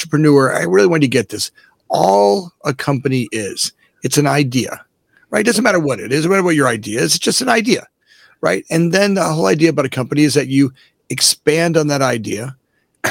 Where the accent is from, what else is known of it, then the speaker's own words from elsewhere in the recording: Boca Raton, Florida, United States; moved away as an adult; also born or lived in Fort Lauderdale, Florida; now in Oak Park, United States; I'm actually originally born and raised in South Florida, right? I grew up in Boca Raton, Florida, and I was born in Fort Lauderdale, grew up in Boca